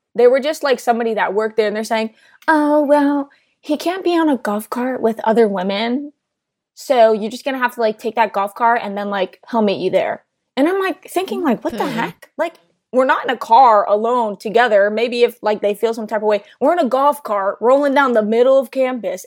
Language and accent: English; New Jersey, United States; I'm from New Jersey